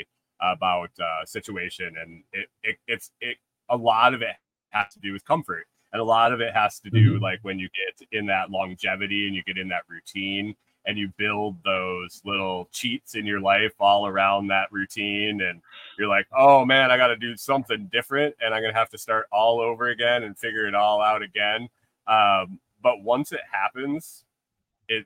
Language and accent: English; New York, United States; moved away as an adult; also born or lived in Minnesota; I grew up in New York